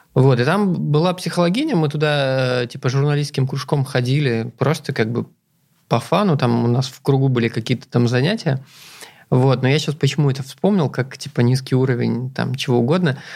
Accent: Zeya, Amur Oblast, Russia; moved away; я же вырос в Зее, это на тот момент там что-то в районе 30 тысяч человек жили

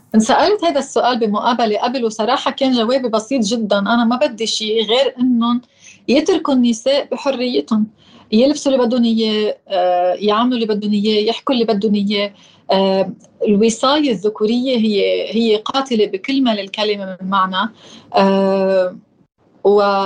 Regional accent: Sidon, South Governorate, Lebanon; كمواطنة ساكنة بمدينة صيدا وخلقت بمدينة صيدا

